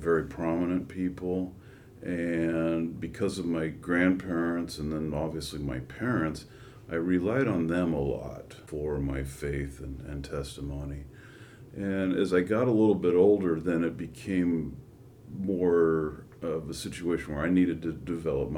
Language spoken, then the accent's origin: English; Menlo Park, California, United States; also born or lived in Redwood City; I was born in Redwood City, grew up in Menlo Park.